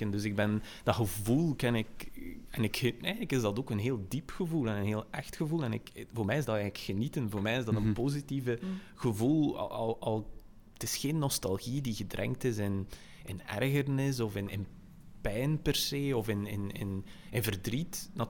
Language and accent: Dutch; West Flanders, Belgium; als West-Vlamingen.